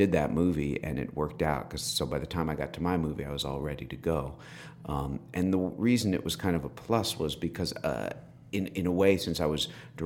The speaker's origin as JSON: {"language": "English", "town": "White Plains", "region": "New York", "country": "United States", "tie": "born or raised there", "also_born_or_lived": "New Rochelle, New York", "said": "I was raised in White Plains in Scarsdale."}